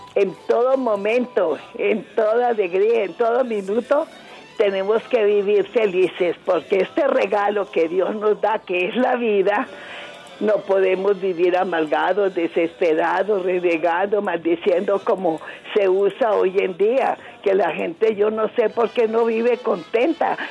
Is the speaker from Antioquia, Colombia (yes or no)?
no; Toro, Valle del Cauca, Colombia; moved away as an adult; also born or lived in Cali / Restrepo, Valle del Cauca; now in Bogotá, Colombia; somos del Valle de Toro